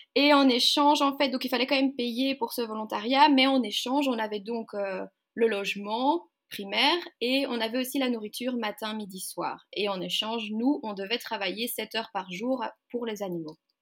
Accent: Waterloo, Wallonia, Belgium; je viens de Belgique, donc euh, du côté de Bruxelles, enfin pour ceux qui connaissent Waterloo

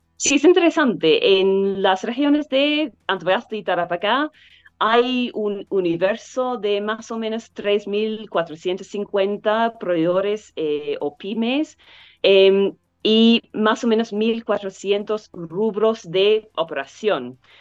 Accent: New Zealand; Spanish is a second language; now in Chile; Originalmente de Nueva Zelanda

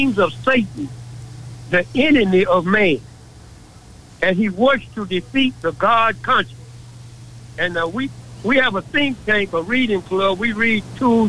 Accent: Dallas, Texas, United States; I was born and raised in Dallas, raised up right on the side of Prayer Park

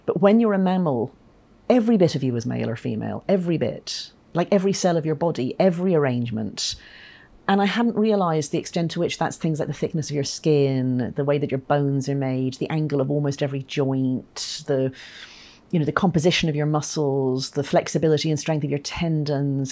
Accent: Ireland; moved away; I'm Irish

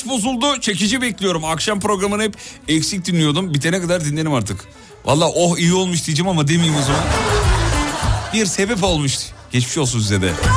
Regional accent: Black Sea Region, Turkey

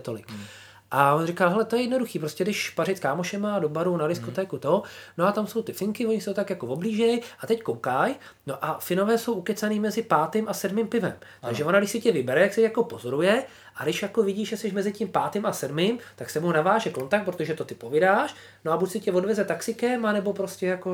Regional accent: Czechia; moved away as an adult; now in Finland; cítím, jako, že jsem Čechem, že jsem hrdý na to a říkám, hele, jsem z Čech prostě a, a my v Čechách tohle děláme

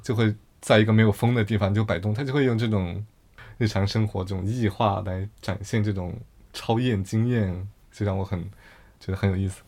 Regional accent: Yunnan, China; moved away as an adult; 我在出国之后，觉得我去反思我的我的家乡，我来自云南

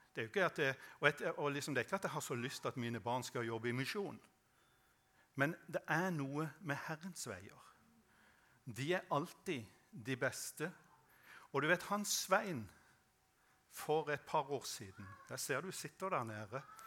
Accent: Norway; jeg vokste opp på Sødal

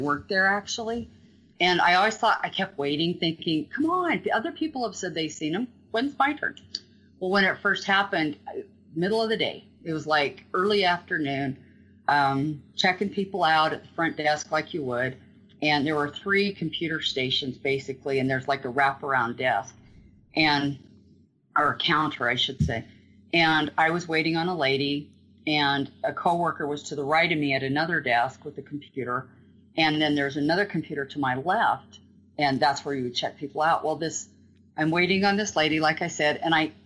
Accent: Green River, Wyoming, United States; I grew up in Green River, lifelong kid.

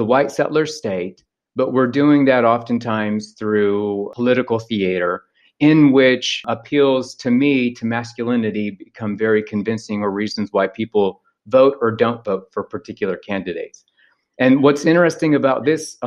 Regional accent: ancestral Osage territory, Oklahoma, United States; moved away; I'm from ancestral Osage territory. So in the book, it's referred to as the American Heartland

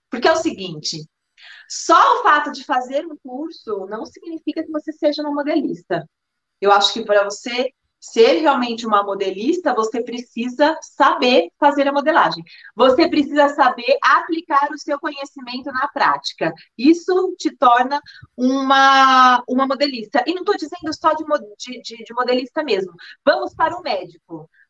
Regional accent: Maranguape, Ceará, Brazil; sou da cidade de Maranguape

